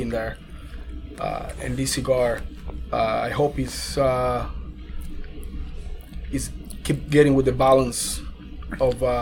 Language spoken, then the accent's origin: English; Colombia; moved away; growing up in Colombia, that's what everybody drinks is some some type of whiskey or scotch scotch.